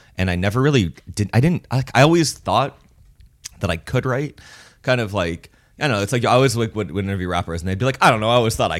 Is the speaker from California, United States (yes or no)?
yes; Los Angeles, California, United States; being from